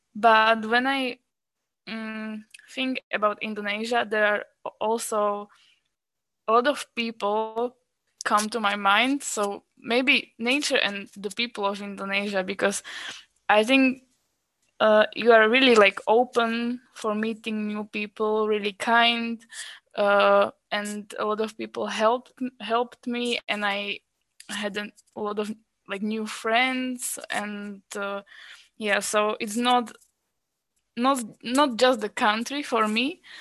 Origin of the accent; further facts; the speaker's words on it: Slovakia; moved away as an adult; also born or lived in Czech Republic; I'm a Slovak girl. I was born in Slovakia, but I studied medicine in Czech Republic.